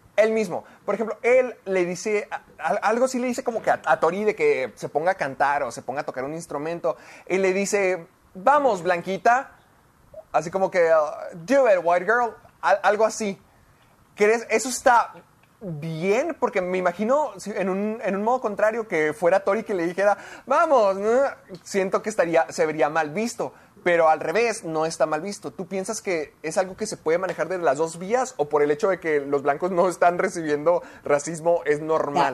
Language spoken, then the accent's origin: Spanish; Mexico; tú y yo somos latinos, tú y yo somos mexicanos